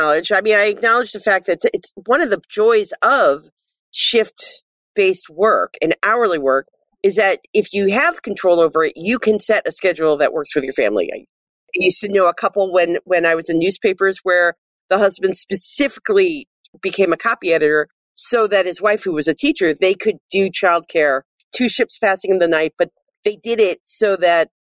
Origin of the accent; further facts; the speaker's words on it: Cleveland, Ohio, United States; moved away; my hometown on the west side of Cleveland